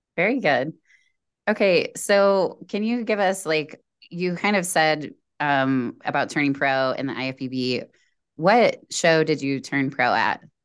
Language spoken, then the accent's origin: English; Indiana, United States; we're both from Indiana, Indiana Girls